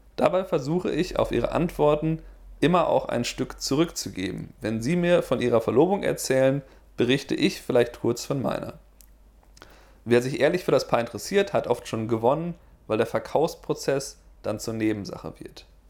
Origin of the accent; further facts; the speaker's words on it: Germany; now in United States; bin ich als Deutscher in den USA